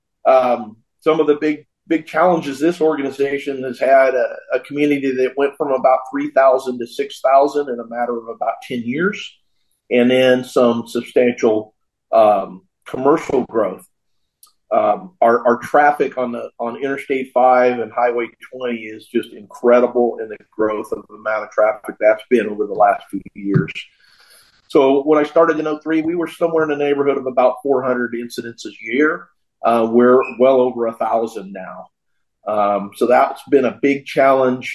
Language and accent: English; Knights Landing, California, United States; moved away as an adult; now in Williams, United States; I was born and raised in Knights Landing, California, in Yolo County